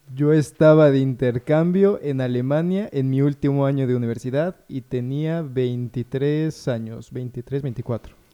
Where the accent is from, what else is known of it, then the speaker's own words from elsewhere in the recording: Puebla, Mexico; also born or lived in Mexico City; yo nací en Puebla